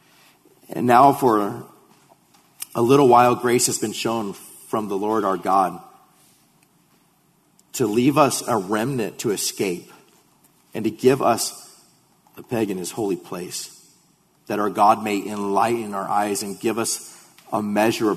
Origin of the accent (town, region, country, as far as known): United States